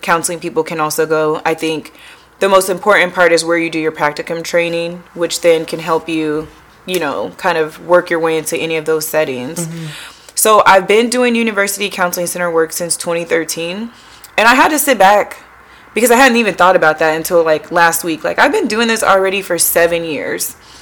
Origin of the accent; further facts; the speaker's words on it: Tacoma, Washington, United States; now in Delaware, United States; I am a transplant, so I am from the West Coast, Tacoma, Washington specifically, now living in Delaware